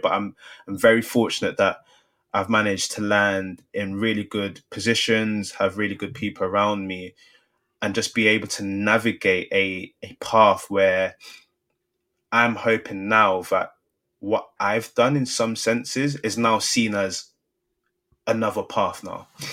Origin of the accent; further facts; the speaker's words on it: London, United Kingdom; Growing up in Southeast London, I know so many people that were one degree away from making it professional